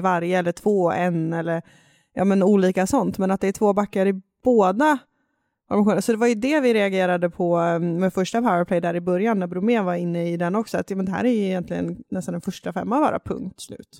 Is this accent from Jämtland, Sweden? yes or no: yes; Jämtland, Sweden; accent: Jämtland dialect; min jämtländska dialekt flyga fram här